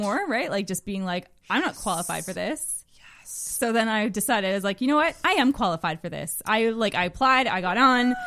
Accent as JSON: {"language": "English", "town": "Magnetawan", "region": "Ontario", "country": "Canada", "tie": "born or raised there", "moved": "yes", "said": "I'm from Magnetowan, Ontario."}